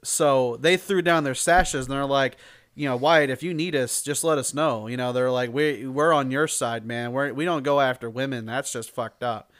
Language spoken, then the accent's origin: English; Illinois, United States; when I was growing up, I grew up in Illinois